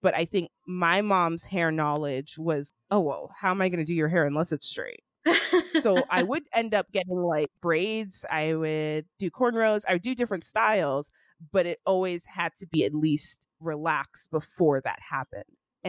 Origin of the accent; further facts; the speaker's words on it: Sacramento, California, United States; also born or lived in Atlanta, Georgia; I grew up in Sacramento, which is a predominantly white city.